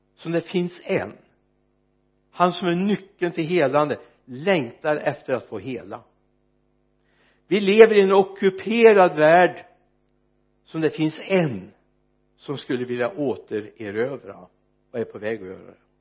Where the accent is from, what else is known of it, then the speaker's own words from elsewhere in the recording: Mariestad, Västra Götaland, Sweden; när jag föddes fram på Mariestads B B för många, många år sedan